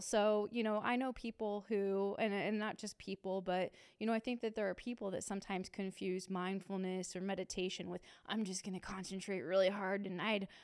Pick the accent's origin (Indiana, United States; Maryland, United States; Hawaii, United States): Indiana, United States; Muncie; I grew up in Muncie, and I went to Ball State, so I was a townie at the time.